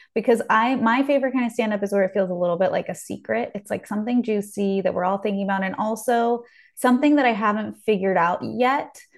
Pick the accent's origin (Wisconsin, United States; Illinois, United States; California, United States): California, United States; Beverly Hills; growing up in Beverly Hills